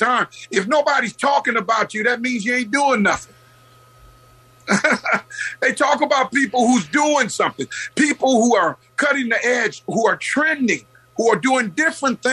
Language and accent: English; Oakland, California, United States; I grew up in the West Oakland area in two sets of projects, and we used to walk here